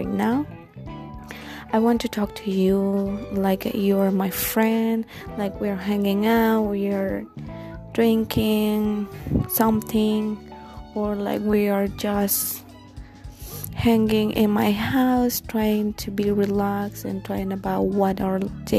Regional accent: Guatemala; English is a second language; I'm not a native language speaker, as you can tell. I'm from Guatemala.

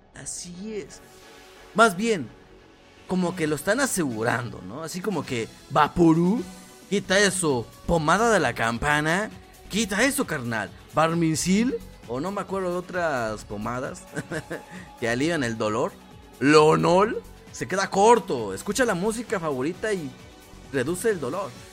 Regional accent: Morelos, Mexico; yo no soy de la capital de México, yo no soy de la capital, yo soy del estado de Morelos

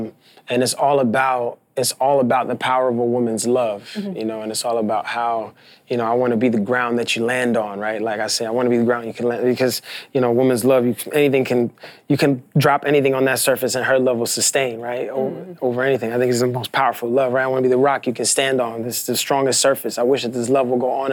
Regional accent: New York City, New York, United States; I'm not from Washington Heights, but I'm from Brooklyn, and I grew up in a neighborhood a lot like Washington

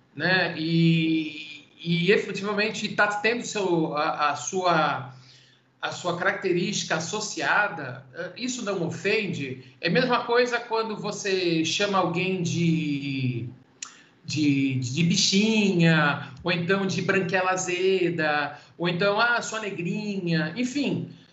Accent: Santos, São Paulo, Brazil; sou de Santos

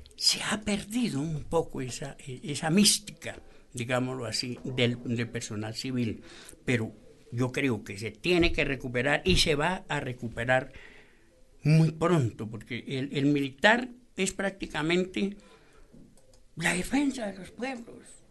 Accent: Mongua, Boyacá, Colombia; moved away; ese pueblito allá de Mongua, acá, mi patria chica, que yo la quiero mucho, porque allí nací, aprendí mis primeras letras

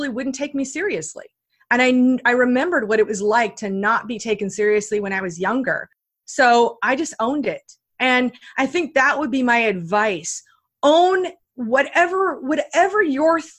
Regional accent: Iowa, United States; I grew up in Iowa, you know, where like there are no mountains in Iowa, you know, in the Midwest.

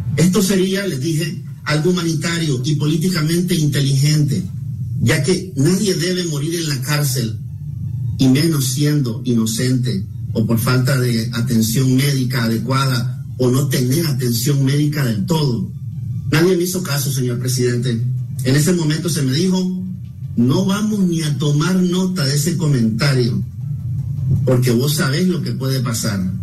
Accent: Nicaragua; mi país

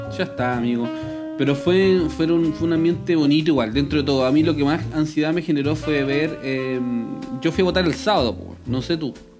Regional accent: Chile; soy de Chile

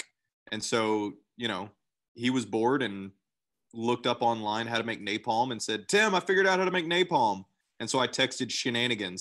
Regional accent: College Station, Texas, United States; also born or lived in Belton, Texas; I grew up in College Station where everybody has a million things

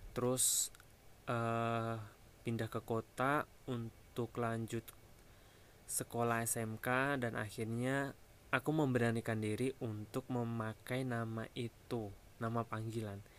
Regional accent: Wonogiri, Central Java, Indonesia; now in Jakarta, Indonesia; di kampung aku tinggal di Jawa Tengah Wonogiri tapi dulu ya sekarang udah di Jakarta

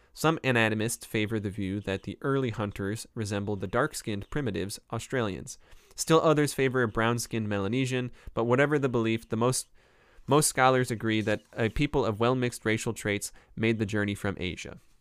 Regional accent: Cleveland, Ohio, United States; accent: Northeast Ohio Clevelander; I'm from the Cleveland area

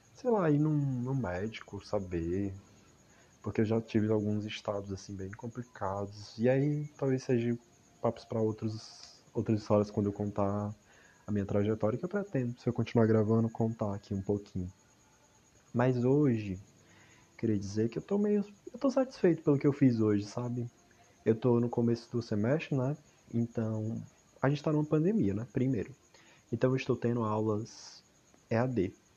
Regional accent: Palhano, Ceará, Brazil; eu sou de Palhano, Palhano, Ceará

